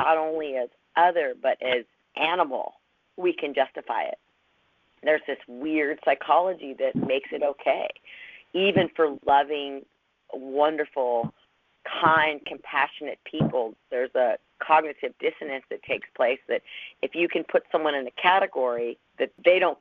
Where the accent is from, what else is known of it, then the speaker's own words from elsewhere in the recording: Los Angeles, California, United States; I came from Los Angeles